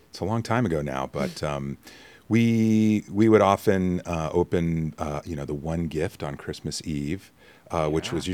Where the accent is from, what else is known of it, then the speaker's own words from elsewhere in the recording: Mount Holly, New Jersey, United States; born there; so I was born in Mount Holly, oh, okay. uh, which is you know kind of down more closer to Philadelphia.